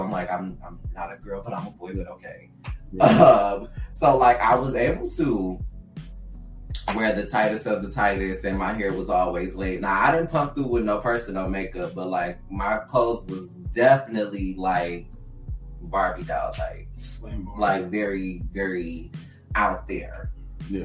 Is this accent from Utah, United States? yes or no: no; Detroit, Michigan, United States; I grew up in Detroit, Michigan, so being a northerner like is very different from southern folks